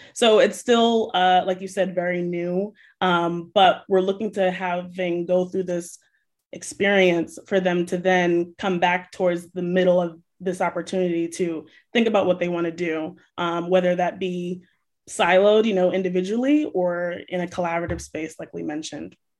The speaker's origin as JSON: {"language": "English", "town": "New Bedford", "region": "Massachusetts", "country": "United States", "tie": "born or raised there", "said": "just being raised and growing up in New Bedford"}